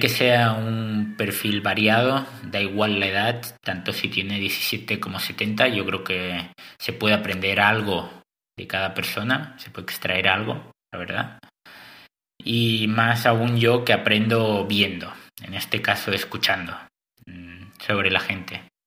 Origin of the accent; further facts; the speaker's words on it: Cadaqués, Catalonia, Spain; moved away as an adult; also born or lived in Santa Cruz de la Sierra, Bolivia / Girona / Antwerp, Belgium / Nordic countries; Soy nacido en Santa Cruz de la Sierra, en Bolivia. Aunque crecí en España, en un pueblo chiquito llamado Cadaqués, en la Costa Brava